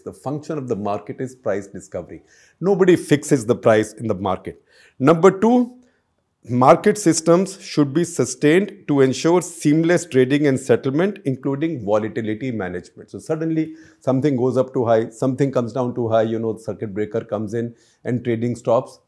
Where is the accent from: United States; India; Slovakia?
India